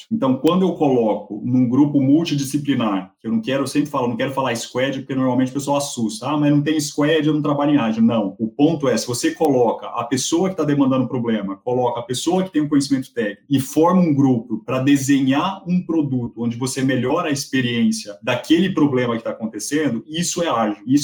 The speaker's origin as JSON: {"language": "Portuguese", "country": "Argentina", "said": "Eu acredito, e aí sou eu argentino falando"}